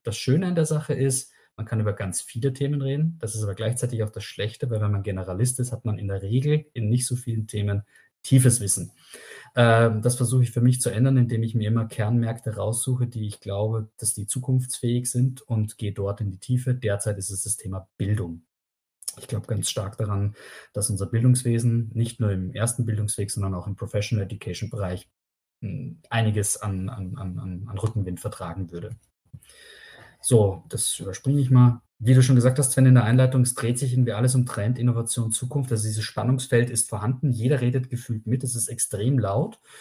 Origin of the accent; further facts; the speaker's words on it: Austria; now in Germany; ich bin Österreicher